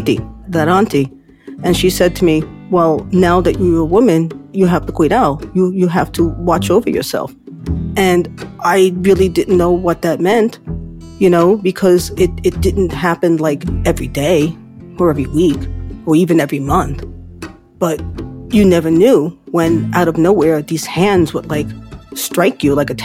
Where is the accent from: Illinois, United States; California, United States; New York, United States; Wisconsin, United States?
New York, United States; New York City; I'm from the Bronx